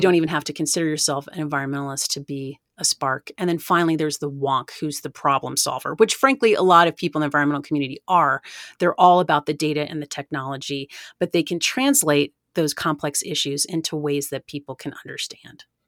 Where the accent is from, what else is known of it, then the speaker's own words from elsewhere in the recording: Oak Ridge, Tennessee, United States; I grew up in East Tennessee, really close to the Great Smoky Mountains National Park